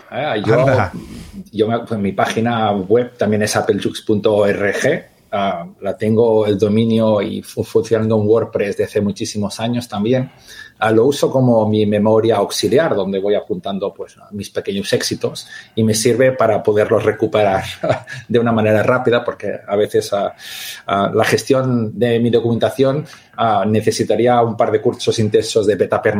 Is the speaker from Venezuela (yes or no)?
no; England, United Kingdom; born there; nací en Inglaterra, mi madre es inglesa, mi padre es catalán.